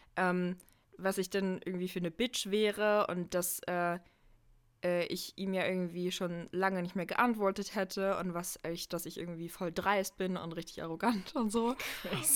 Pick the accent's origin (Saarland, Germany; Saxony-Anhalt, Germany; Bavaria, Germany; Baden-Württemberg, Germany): Saxony-Anhalt, Germany; Halle; moved away as an adult; also born or lived in North Rhine-Westphalia; ich komme ja ursprünglich aus Halle, also aus Sachsen-Anhalt, ähm, und bin dann zum Studium nach N R W gezogen und bin jetzt wieder zurück in Halle